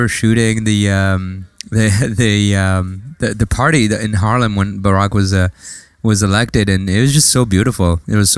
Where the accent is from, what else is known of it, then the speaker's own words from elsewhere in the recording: France; also born or lived in Lebanon; now in United States; I'm from Lebanon. I was born in Lebanon. I grew up in France before moving to the States.